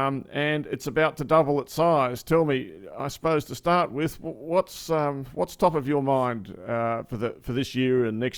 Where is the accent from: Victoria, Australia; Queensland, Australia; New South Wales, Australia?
New South Wales, Australia; I'm from New South Wales